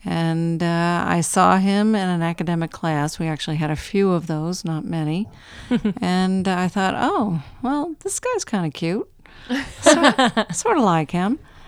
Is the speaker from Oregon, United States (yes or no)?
no; New Jersey, United States; I grew up in New Jersey.